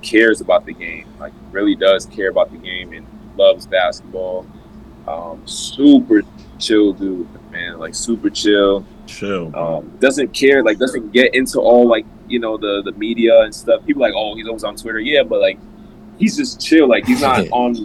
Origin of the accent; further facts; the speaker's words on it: Providence, Rhode Island, United States; moved away; play for my hometown